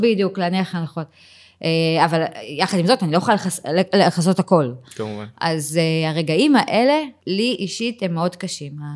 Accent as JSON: {"language": "Hebrew", "town": "Givatayim", "region": "Tel Aviv District", "country": "Israel", "tie": "born or raised there", "also_born_or_lived": "Ramat Gan", "moved": "as an adult", "lives_now": "Tzur Yitzhak, Israel", "said": "בילדות שלי בגבעתיים וברמת גן, זה היה מקומות קטנים"}